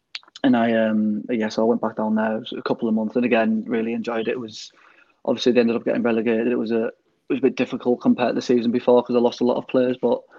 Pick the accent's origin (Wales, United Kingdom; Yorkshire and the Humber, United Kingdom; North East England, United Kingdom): North East England, United Kingdom; Middlesbrough; I'm from Middlesbrough